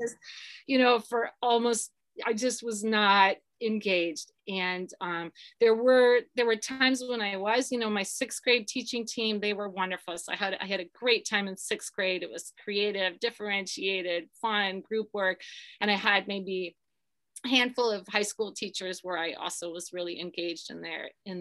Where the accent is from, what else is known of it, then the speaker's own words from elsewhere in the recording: Akron, Ohio, United States; I grew up in Akron, Ohio